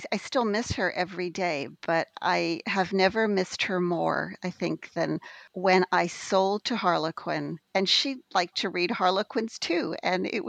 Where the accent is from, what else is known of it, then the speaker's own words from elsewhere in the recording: Western Canada, Canada; also born or lived in Alberta, Canada; I grew up in Western Canada. I lived for several years in Alberta, Canada